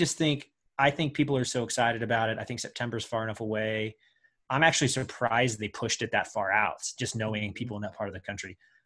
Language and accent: English; Wichita, Kansas, United States; now in California, United States; I live in California. I'm from Wichita, Kansas originally, which is an hour and a half from Emporia. So like I grew up tearing around those roads.